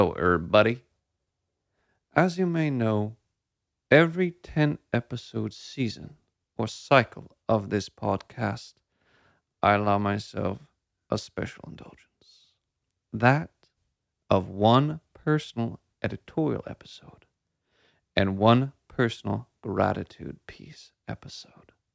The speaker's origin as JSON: {"language": "English", "area": "Sonoma County", "region": "California", "country": "United States", "tie": "born or raised there", "also_born_or_lived": "San Francisco", "moved": "as an adult", "said": "As a native Sonoman"}